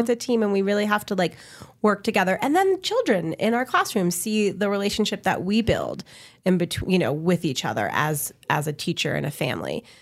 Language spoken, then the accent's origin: English; Connecticut, United States; now in New Mexico, United States; I'm from Connecticut